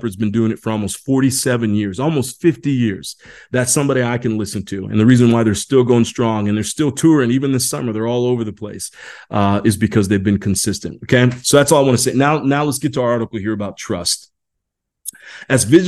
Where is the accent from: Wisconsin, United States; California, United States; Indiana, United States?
Indiana, United States; moved away; I grew up back in Indiana.